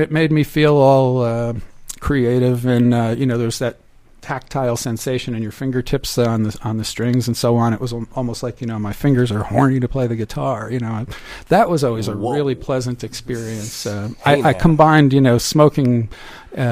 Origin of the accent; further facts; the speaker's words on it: United States; I'm an American